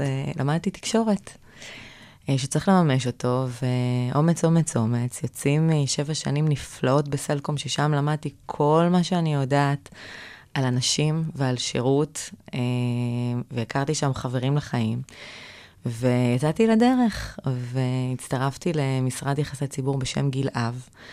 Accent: Kiryat Gat, Southern District, Israel; moved away as an adult; also born or lived in Tel Aviv; בתור ילדה גדלתי בקריית גת

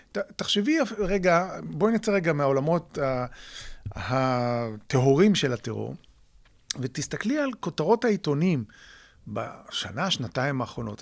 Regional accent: Israel

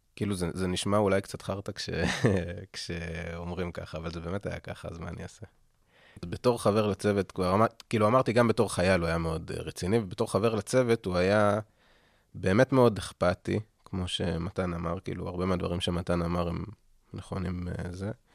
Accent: Kfar Tavor, Northern District, Israel; אני במקור מכפר תבור

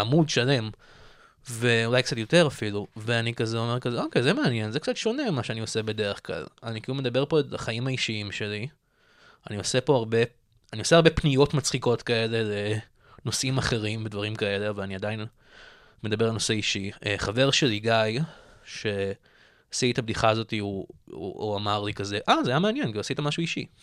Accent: Tel Aviv, Tel Aviv District, Israel; born or raised there

